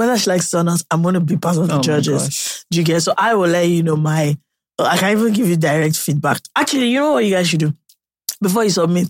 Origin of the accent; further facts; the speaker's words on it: United Kingdom; I'm British